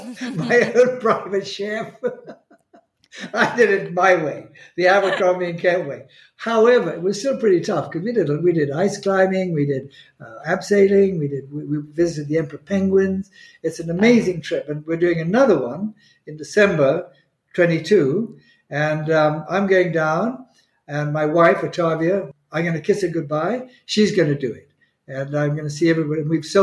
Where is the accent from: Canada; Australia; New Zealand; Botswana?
Botswana; I think Botswana, when I combine it, I grew up really in Botswana.